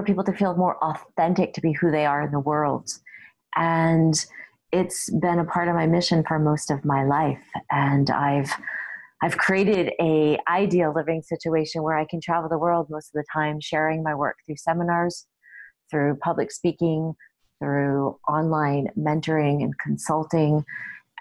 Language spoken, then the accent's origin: English; Connecticut, United States; moved away as an adult; now in Canada; I was born actually in Connecticut, which is actually in America, in the States